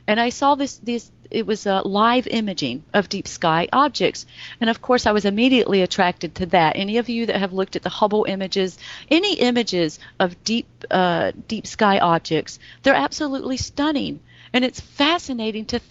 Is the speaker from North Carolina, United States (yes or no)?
yes; North Carolina, United States; I grew up in North Carolina, and the schools here were not the best